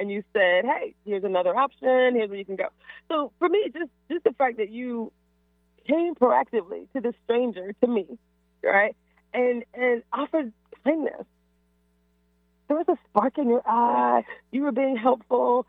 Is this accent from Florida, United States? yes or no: yes; Florida, United States; Florida is my hometown